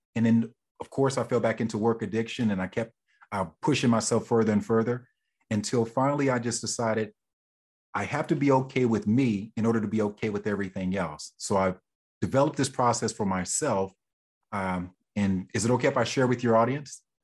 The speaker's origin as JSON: {"language": "English", "region": "Oklahoma", "country": "United States", "moved": "yes", "said": "I'm originally from Oklahoma"}